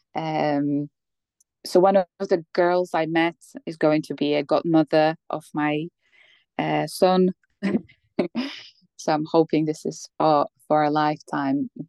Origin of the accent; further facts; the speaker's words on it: Poland; English is a second language; moved away as an adult; also born or lived in Bratislava, Slovakia; now in United Kingdom; I'm from Poland.